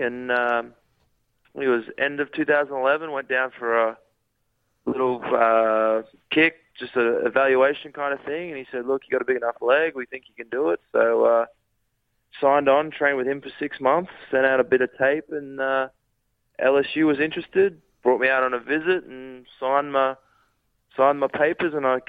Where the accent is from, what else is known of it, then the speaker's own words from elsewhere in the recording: Rockhampton, Queensland, Australia; moved away as an adult; also born or lived in Ballarat; now in United States; I grew up in Rockhampton, out there in Queensland, went to high school and all that kind of stuff up there